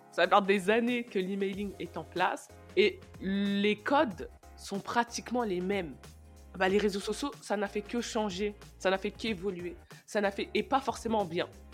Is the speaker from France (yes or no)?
no; Senegal; je suis sénégalaise